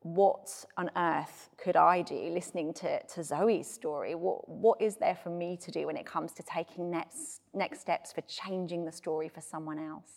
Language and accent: English; United Kingdom; being British